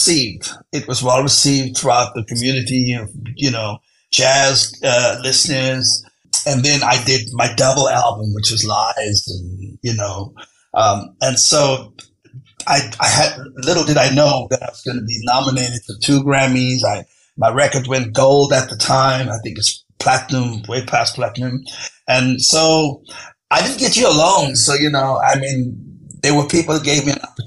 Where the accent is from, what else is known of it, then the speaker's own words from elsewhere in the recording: South Africa; growing up in South Africa